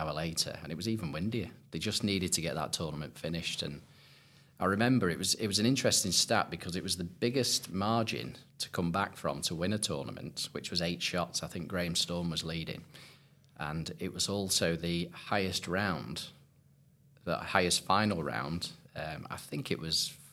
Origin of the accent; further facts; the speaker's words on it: Southport, North West England, United Kingdom; growing up playing Lynx golf, you know, I'm from Southport originally